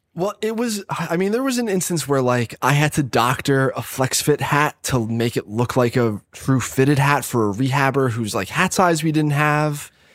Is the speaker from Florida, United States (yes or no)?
no; Catasauqua, Pennsylvania, United States; also born or lived in Philadelphia; I was from Allentown, basically, one of the suburbs of Allentown, Cattasauqua